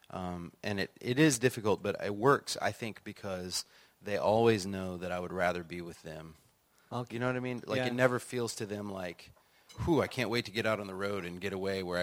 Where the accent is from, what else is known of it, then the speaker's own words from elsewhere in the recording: Illinois, United States; also born or lived in Florida; now in Nashville, United States; No, uh, I grew up partly in Illinois and partly in Florida, but I've been in Nashville for uh, almost 20 years uh, and all my children were born there. So it feels like Nashville is home now.